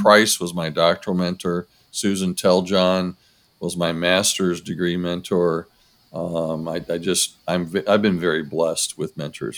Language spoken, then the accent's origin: English; Rossford, Ohio, United States; I grew up in Rossford, Ohio. So Rossford's a suburb of Toledo